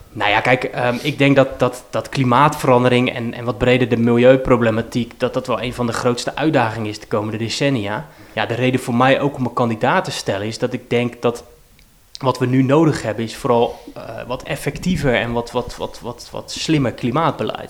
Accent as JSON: {"language": "Dutch", "town": "Rotterdam", "region": "South Holland", "country": "Netherlands", "tie": "born or raised there", "said": "ik ben geboren in Vreewijk en heb in Lombardije gewoond. Eh, en nog op een andere plek. Ik heb in Feyenoord ook nog gewoond. Dus ik heb op een heel aantal plekken in, in Rotterdam-Zuid gewoond"}